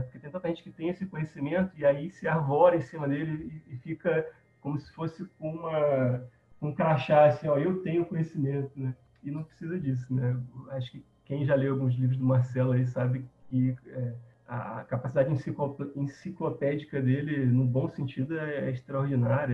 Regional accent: Rio de Janeiro, Brazil; now in Campo Grande, Brazil; Hoje eu moro em Campo Grande, Mato Grosso do Sul, mas eu sou originalmente do Rio de Janeiro. Então eu cresci ali na Gávea, perto do Clube do Flamengo

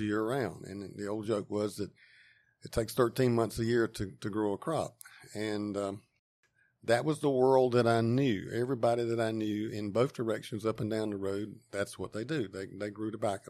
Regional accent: Wendell, North Carolina, United States; I grew up on a farm a couple miles outside of town, and, uh, it's in eastern Wake County

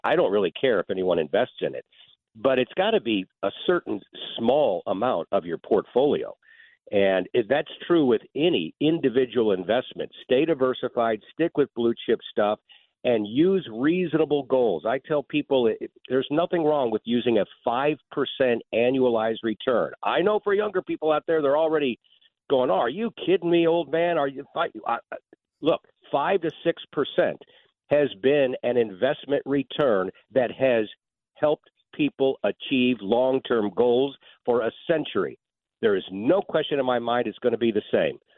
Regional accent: St. Louis, Missouri, United States; I love my hometown. I'm from here

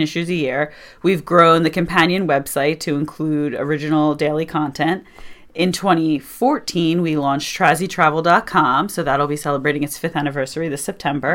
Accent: Doylestown, Pennsylvania, United States; also born or lived in Syracuse, New York; So I'm actually, uh, native of Bucks County, Pennsylvania. I was born and raised in Doylestown.

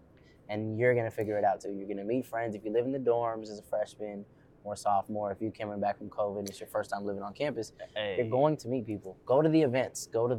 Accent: San Jose, California, United States; moved away as an adult; now in Sacramento, United States; I'm from San Jose, right? I went to Santa Clara High.

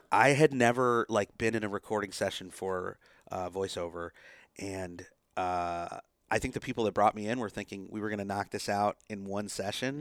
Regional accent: United States; an Indian American, you know, growing up in that culture

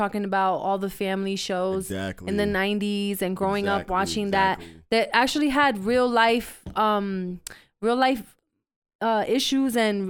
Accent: New York City, New York, United States; I was born and raised in the Bronx my whole life.

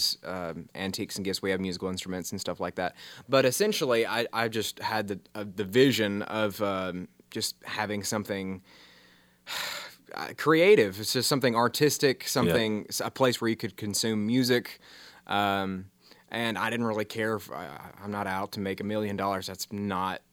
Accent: the South, United States; growing up in the South, you sort of have this kind of Southern Gothic kind of upbringing

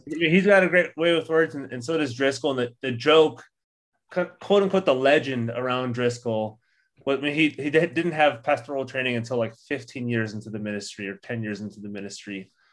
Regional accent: Orange County, California, United States; growing up in Orange County, which was megachurch capital of the world for a long time

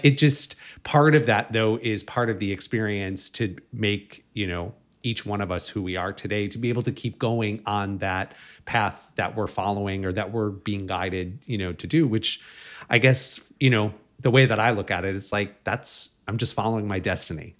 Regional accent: Chicago, Illinois, United States; now in Los Angeles, United States; I grew up in Chicago

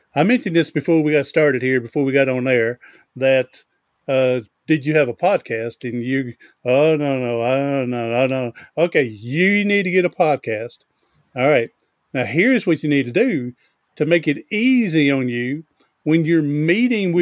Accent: the South, United States; accent: Southern; you can tell my voice that I'm from the South

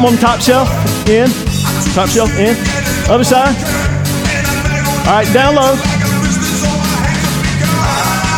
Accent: Eastern North Carolina, United States; When I grew up in Eastern North Carolina

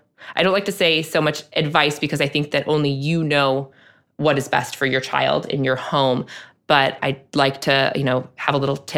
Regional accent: Chicago, Illinois, United States; not everybody was born and raised in the South Side of Chicago and has that word as part of their vernacular.

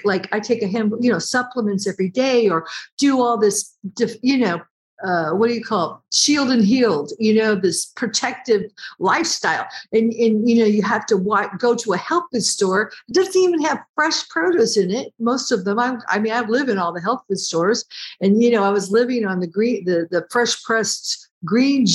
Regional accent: United States; I'm American

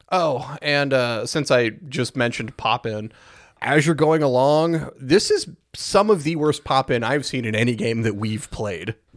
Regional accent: United States; as an American

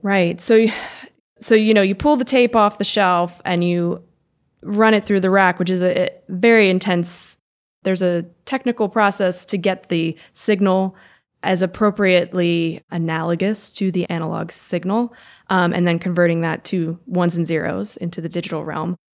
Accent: Reisterstown, Maryland, United States; also born or lived in Los Angeles; I grew up in Reister's Town

